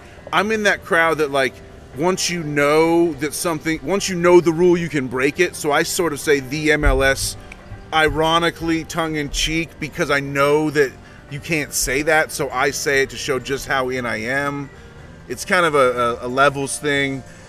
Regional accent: California, United States; born there; I was born in California, actually, many, many years ago. I've lived all over the place. I lived in Southern California, Northern California.

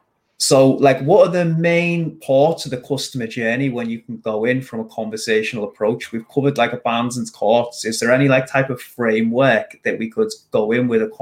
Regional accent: India; but main problem arises in getting cold clients, as I am from India.

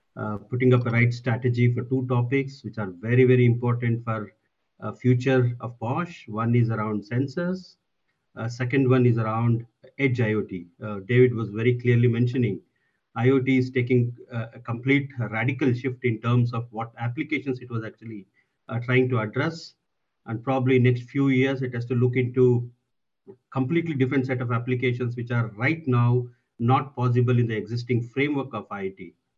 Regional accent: Bangalore, Karnataka, India; I come from Bangalore

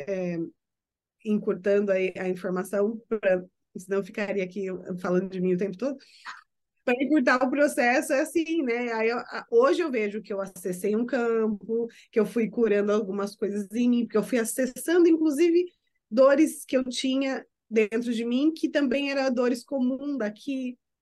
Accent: Brazil; moved away as an adult; now in United States; eu sou brasileira e eu não quero me passar por americana, eu quero continuar sendo brasileira, vivendo fora do Brasil

